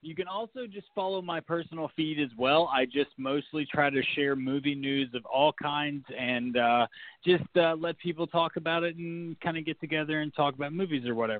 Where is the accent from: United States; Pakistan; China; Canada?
United States; West Virginia; Well, I am from West Virginia.